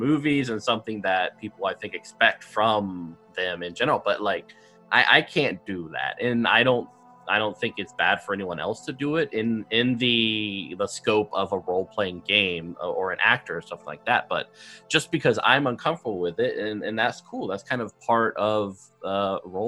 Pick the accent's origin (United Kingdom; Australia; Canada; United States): United States; coming from the West as an American